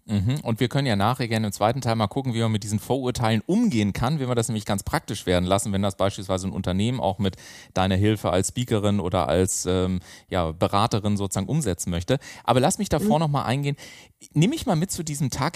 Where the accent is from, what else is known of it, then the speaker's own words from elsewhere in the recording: Garmisch-Partenkirchen, Bavaria, Germany; now in Hamburg, Germany; Ich komme ja aus Garmisch-Partenkirchen, wie gesagt, ursprünglich gesagt, und bin dann nach Hamburg zugezogen.